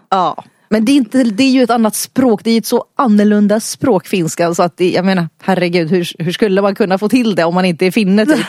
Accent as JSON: {"language": "Swedish", "town": "Stockholm", "region": "Stockholm County", "country": "Sweden", "tie": "born or raised there", "said": "så bor jag här i Stockholm. Jag är född i Stockholm i en finsk familj."}